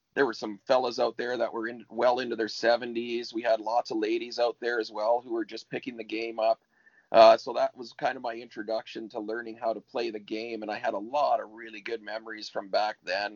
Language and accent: English; Ontario, Canada; now in Sunshine Coast, Canada; I grew up in Ontario, so I didn't uh, I didn't get out here until 1989